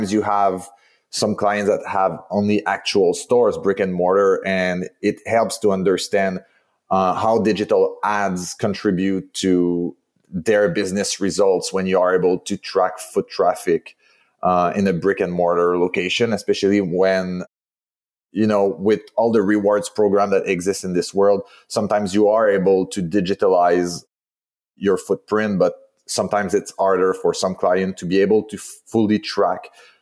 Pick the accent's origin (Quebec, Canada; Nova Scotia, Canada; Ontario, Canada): Quebec, Canada; Montreal; accent: French Canadian; as you can hear from my accent, I'm from Montreal, the French part of Canada.